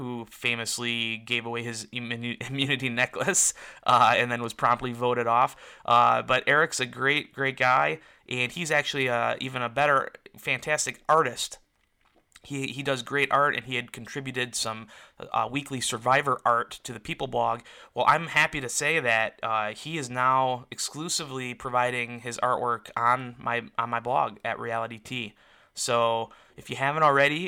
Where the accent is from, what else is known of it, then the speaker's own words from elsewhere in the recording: Detroit, Michigan, United States; we're also both from the Detroit area